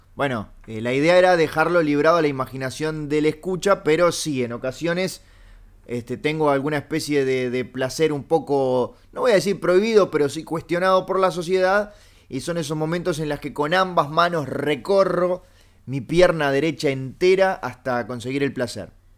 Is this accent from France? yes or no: no; Uruguay; soy uruguayo